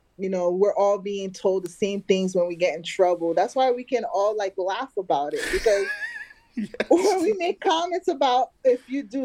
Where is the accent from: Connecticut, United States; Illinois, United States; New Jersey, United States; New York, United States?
New York, United States; New York City; I'm from Harlem, so that it's even more special for me, you know, being born and raised in Harlem